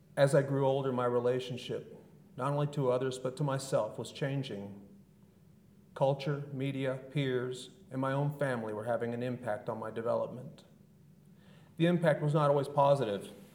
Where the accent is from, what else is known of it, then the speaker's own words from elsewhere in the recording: Southern California, United States; I was born and raised in Southern California in the 1970s and 80s.